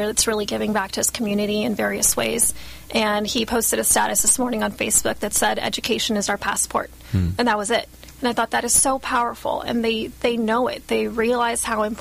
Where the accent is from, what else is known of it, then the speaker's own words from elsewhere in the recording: Guatemala; moved away; I grew up in Guatemala for a few years